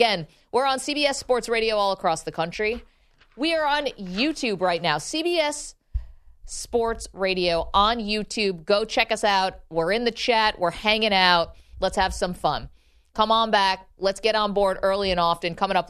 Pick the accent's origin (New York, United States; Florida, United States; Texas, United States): New York, United States; Binghamton; I'm from Binghamton, New York.